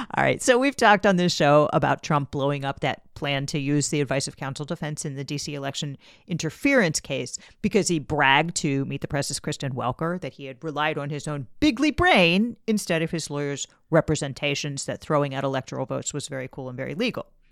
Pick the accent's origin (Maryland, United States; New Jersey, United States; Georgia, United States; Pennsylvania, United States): Maryland, United States; I'm from, I'm from Maryland. Everybody I always knew growing up always voted